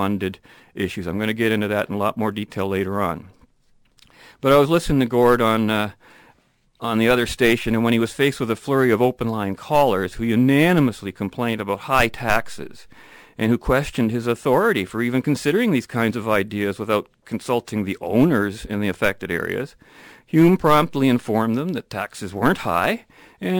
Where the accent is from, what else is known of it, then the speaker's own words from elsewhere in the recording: London, Ontario, Canada; English is a second language; when I was a kid growing up in London, Ontario